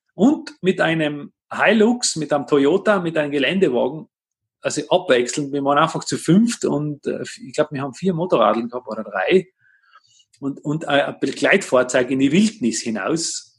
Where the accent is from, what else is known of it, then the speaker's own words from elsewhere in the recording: Tyrol, Austria; bei uns in Tirol